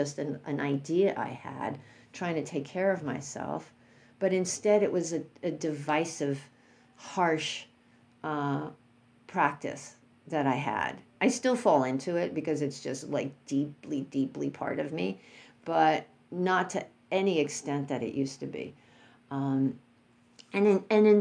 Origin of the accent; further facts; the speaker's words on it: New York City, New York, United States; growing up in New York City